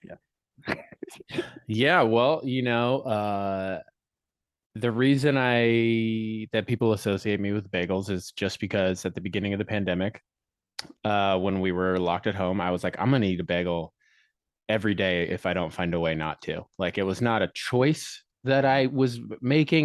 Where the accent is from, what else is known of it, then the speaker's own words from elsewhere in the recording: Colorado, United States; moved away as an adult; I grew up in Colorado lived there till I was 22